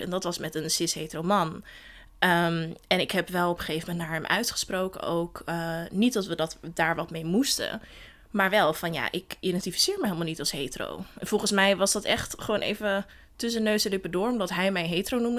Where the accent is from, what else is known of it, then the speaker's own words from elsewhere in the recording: Den Helder, North Holland, Netherlands; moved away as an adult; ik ben geboren in Den Helder en daar opgegroeid.